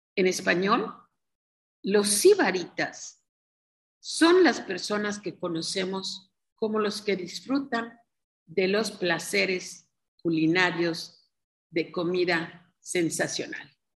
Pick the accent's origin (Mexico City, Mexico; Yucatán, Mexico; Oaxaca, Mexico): Yucatán, Mexico; somos yucatecos